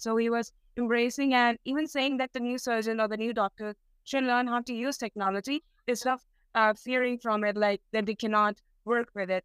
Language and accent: English; India; I'm from India, and which is a developing country.